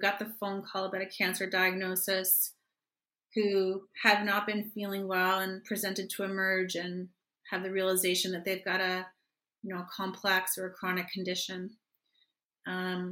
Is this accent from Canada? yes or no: yes; Canada; as a Canadian